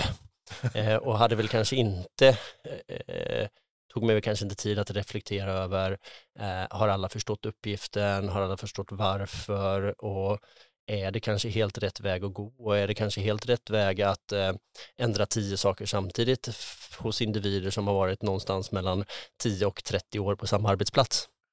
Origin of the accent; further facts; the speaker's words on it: Tranås, Jönköping County, Sweden; moved away as an adult; also born or lived in Sälen / Lysekil / Skövde; now in Gothenburg, Sweden; jag är eh, född och uppvuxen i, eh, utanför Tranås